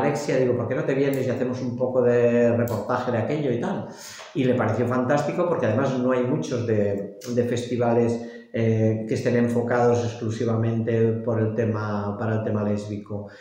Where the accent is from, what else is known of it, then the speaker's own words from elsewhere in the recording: Lleida, Catalonia, Spain; now in Barcelona, Spain; soy de Lleida y estoy en contacto con las, con las entidades de allá